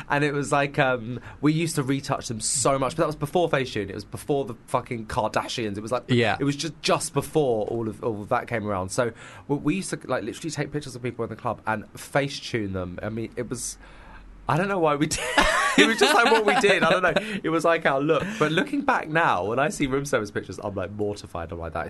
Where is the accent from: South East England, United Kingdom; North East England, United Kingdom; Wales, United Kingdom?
South East England, United Kingdom; Canterbury; moved away as an adult; now in London, United Kingdom; I grew up in Canterbury, actually, and actually I went home just before Christmas to see my family, and Canterbury now seems so gay.